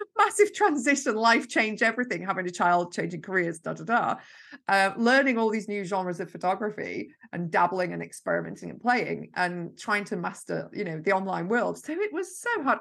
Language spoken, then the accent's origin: English; Yorkshire and the Humber, United Kingdom; now in Lancashire, United Kingdom; I'm originally from Yorkshire and I live in Lancashire.